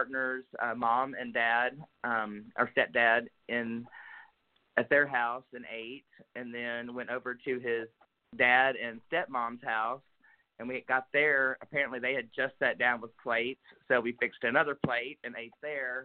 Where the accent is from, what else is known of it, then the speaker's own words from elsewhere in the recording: Pocahontas, Arkansas, United States; Born and raised in Pocahontas, Arkansas